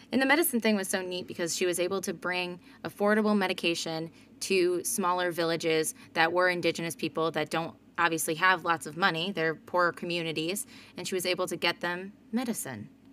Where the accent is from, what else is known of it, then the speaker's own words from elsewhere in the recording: United States; me being an American